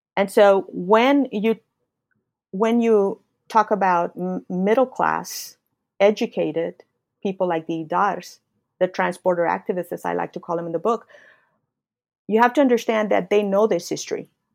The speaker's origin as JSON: {"language": "English", "town": "Laredo", "region": "Texas", "country": "United States", "tie": "born or raised there"}